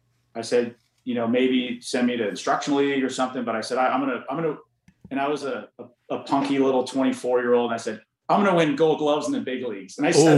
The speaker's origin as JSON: {"language": "English", "area": "Orange County", "region": "California", "country": "United States", "tie": "born or raised there", "said": "the Angels were my hometown team. I grew up in Orange County, California"}